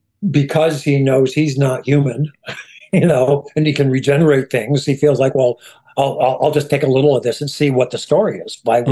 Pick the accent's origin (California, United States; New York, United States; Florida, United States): New York, United States; Schenectady; also born or lived in Hoboken; I'm from Schenectady, New York.